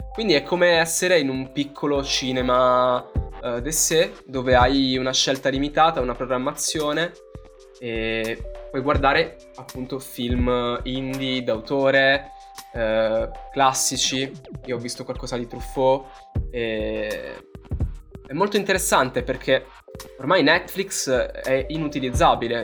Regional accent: Southern Italy, Italy; per noi che siamo terroni

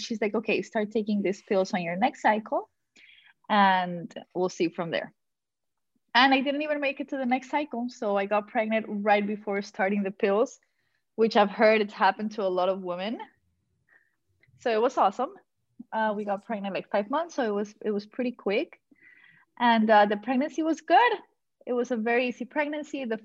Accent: Colombia; now in Miami, United States; I am from Colombia.

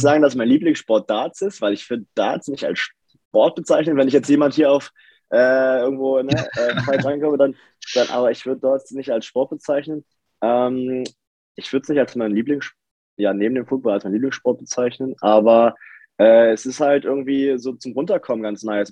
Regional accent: Lübbenau, Brandenburg, Germany; moved away as an adult; also born or lived in Forst / Dresden; now in Berlin, Germany; Forst geboren, das ist quasi an der polnischen Grenze, habe aber meine Kindheit im Spreewald verbracht. Äh, Lübbenau

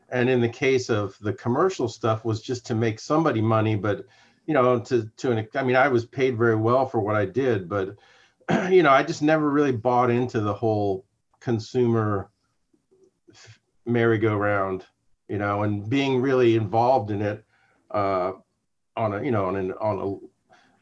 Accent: Sarasota, Florida, United States; I grew up in Sarasota, Florida.

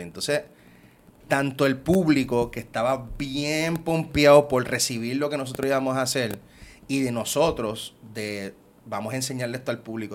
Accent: Puerto Rico; soy boricua

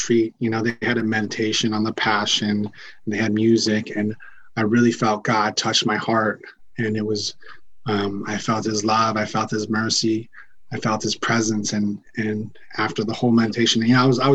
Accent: San Diego, California, United States; I'm from San Diego, California.

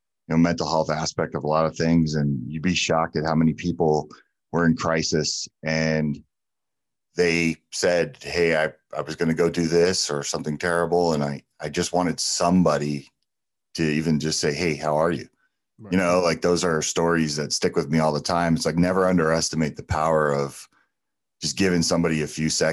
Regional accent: New Jersey, United States; moved away; also born or lived in California / Arizona; growing up in New Jersey and then spending a lot of formative years in California

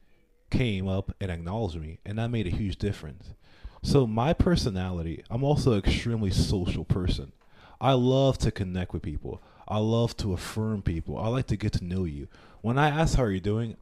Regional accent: Panama; I'm from Panama.

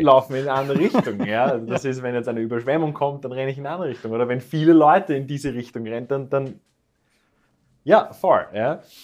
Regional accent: Vienna, Austria; nicht nur als Österreicher, nicht nur als Wiener

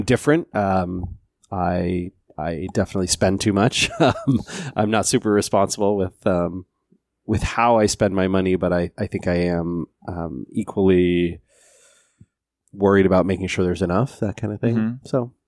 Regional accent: Seattle, Washington, United States; So I grew up here in the Seattle area, but in a very rural part, way out in unincorporated King County, kind of in the forest.

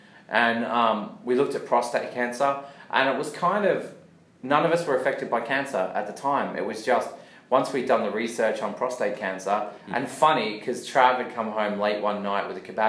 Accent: Australia; See, we're Australian.

